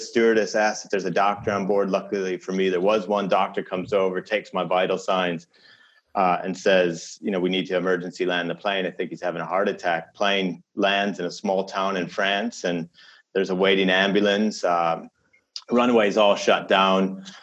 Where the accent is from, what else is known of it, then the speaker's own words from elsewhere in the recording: Chicago, Illinois, United States; "Well, you know, I grew up in Chicago," and they look at me and they go, "No, you're not. You, that, your English sounds like slightly off."